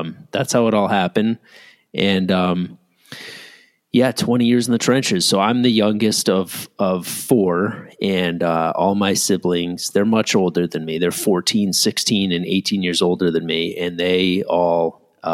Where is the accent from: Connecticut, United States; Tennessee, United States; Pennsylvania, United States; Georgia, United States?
Connecticut, United States; Ridgefield; my parents were living in my hometown, Ridgefield, Connecticut